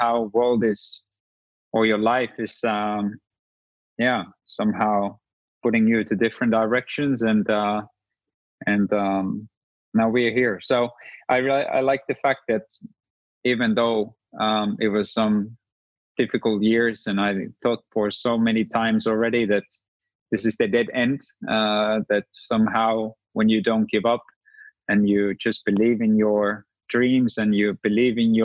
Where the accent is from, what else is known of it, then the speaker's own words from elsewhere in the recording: Rovaniemi, Lapland, Finland; I was the guy from Lapland